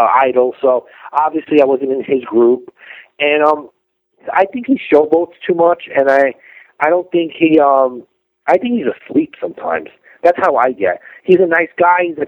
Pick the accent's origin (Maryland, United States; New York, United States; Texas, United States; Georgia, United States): New York, United States; New York people are not weak. We're not.